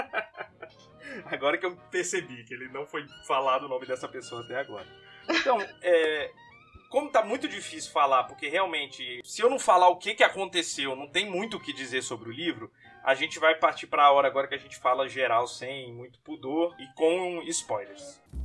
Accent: Brazil; sou brasileiro

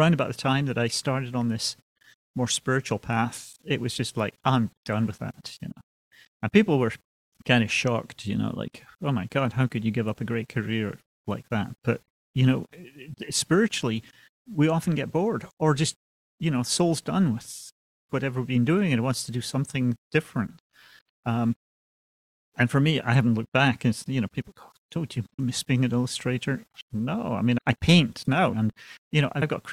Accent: Aberdeen, Scotland, United Kingdom; moved away as an adult; also born or lived in London; I was born and raised in Scotland, Aberdeen, Scotland.

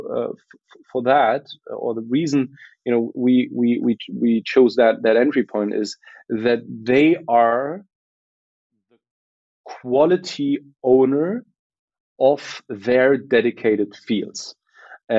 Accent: Berlin, Germany; I was born and raised in Berlin by a Polish mother and a Moroccan father

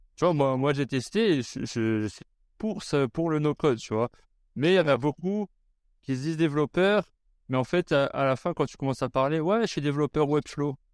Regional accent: France; moved away; on a grandi en France

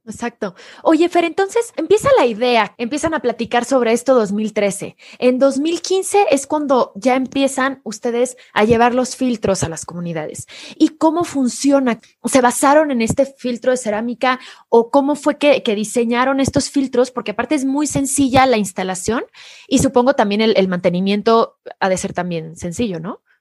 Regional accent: Querétaro, Mexico; yo soy de Querétaro

